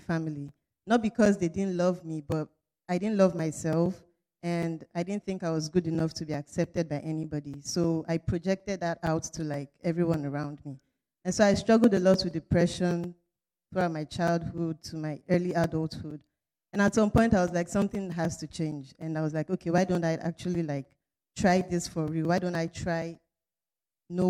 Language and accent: English; Nigeria; moved away as an adult; now in Potsdam, United States; I'm in the Department of Chemical Engineering, and I'm from Nigeria